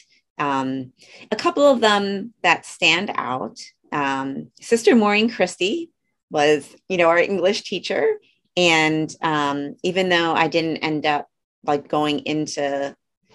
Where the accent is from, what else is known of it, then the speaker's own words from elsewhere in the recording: Orland Park, Illinois, United States; moved away; also born or lived in West Virginia; I'm from Orland and I went to Holy Martyrs grade school